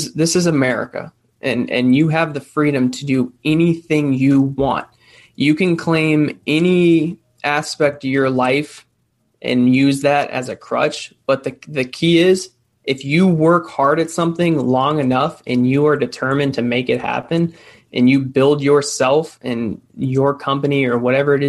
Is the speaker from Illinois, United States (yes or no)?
no; Florida, United States; I grew up here. I grew up here in Florida